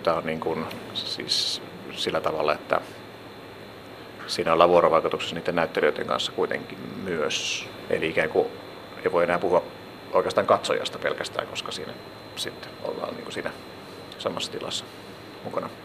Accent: Helsinki, Uusimaa, Finland; Mä olen tällainen helsinkiläinen teatterialan sekatyömies

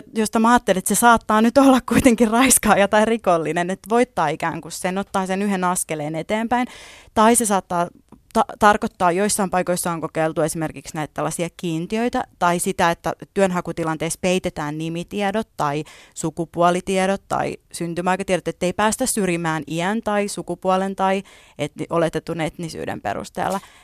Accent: Finland; first language Finnish; mä oon syntynyt täällä, ollut täällä aina, suomi on mun äidinkieli

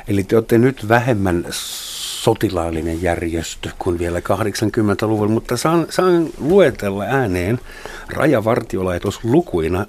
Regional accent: Germany

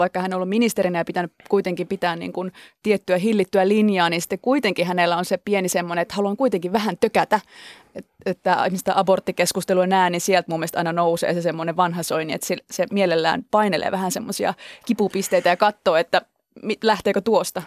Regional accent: Central Finland, Finland; moved away; mä oon oikeasti maalta tullut, mä oon Keski-Suomesta kotoisin oleva k- nyt kaupungissa asuva ihminen

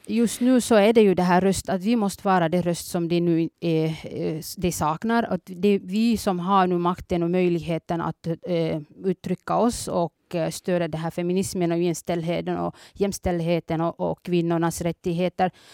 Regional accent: Somalia; now in Finland; Jag är från början från Somalia

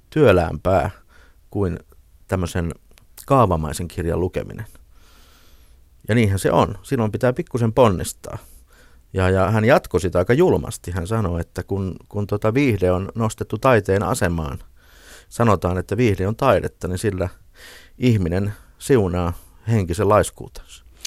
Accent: Ilmajoki, South Ostrobothnia, Finland; moved away; kun mä olin nuori poika siellä Ilmajoella, niin mun kotitalon vieressä harjoiteltiin Jaakko Ilkka operaa

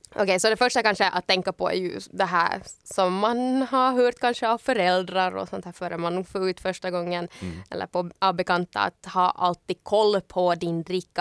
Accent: Ekenäs, Uusimaa, Finland; now in Helsinki, Finland; hemma i Ekenäs

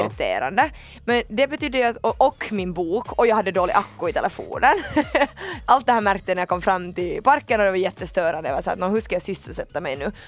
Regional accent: Finland; som finländare

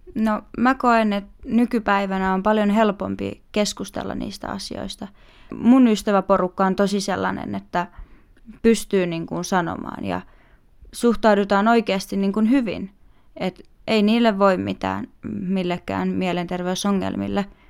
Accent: Vantaa, Uusimaa, Finland; Meillä Vantaalla

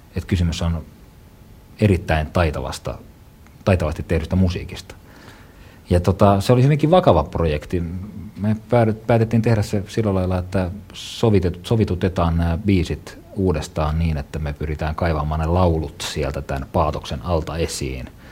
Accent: Joensuu, North Karelia, Finland; moved away; Joensuussa, missä synnyin ja kasvoin ensimmäiset vuodet.

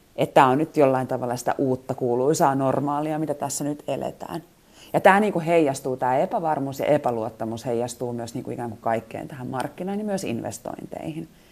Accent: Finland; moved away as an adult; now in Moscow, Russia; mistä mä oon kotoisin. Niin kun mä sanon Suomi

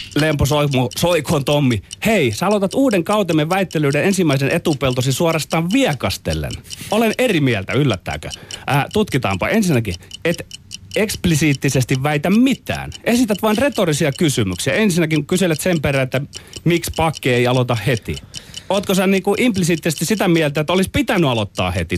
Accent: Ostrobothnia, Finland; meillä Pohjanmaalla

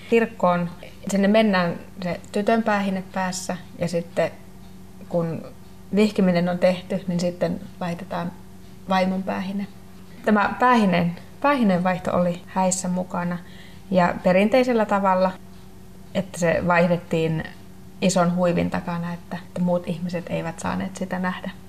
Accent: Lapland, Finland; Ja koska molemmat olemme saamelaisia, niin ei, ei siinä mulla kyllä ollut edes sitten miettimistä

